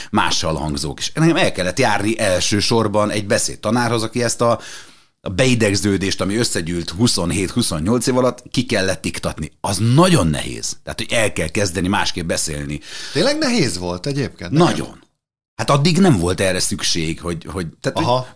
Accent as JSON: {"language": "Hungarian", "town": "Szekszárd", "region": "Tolna", "country": "Hungary", "tie": "born there", "said": "Én szexádi születésű vagyok, és, és volt egy ilyen én nem mi hívnám tájszólásnak, de mégis."}